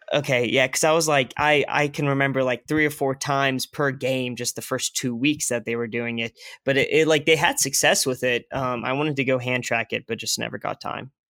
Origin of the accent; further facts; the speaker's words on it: Tulsa, Oklahoma, United States; I'm from Tulsa